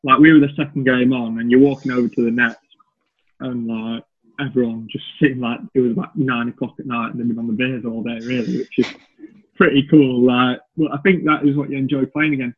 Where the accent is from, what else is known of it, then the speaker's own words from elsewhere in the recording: Chorley, North West England, United Kingdom; moved away as an adult; also born or lived in Derbyshire; I was obviously from Chorley, played club cricket Chorley and then Wigan and played for Lancashire age groups